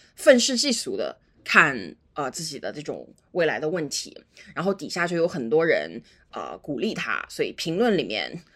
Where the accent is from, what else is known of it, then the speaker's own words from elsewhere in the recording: China; 我自己是中国土生土长的